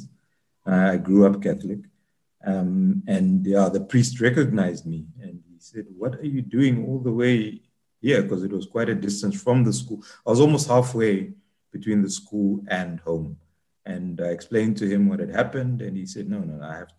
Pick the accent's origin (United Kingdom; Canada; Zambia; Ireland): Zambia; moved away; When I was growing up in Zambia